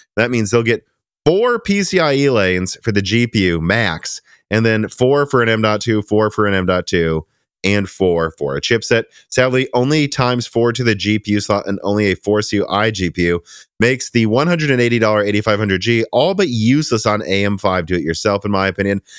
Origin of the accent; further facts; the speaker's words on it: Midwest, United States; now in Tennessee, United States; we're from the Midwest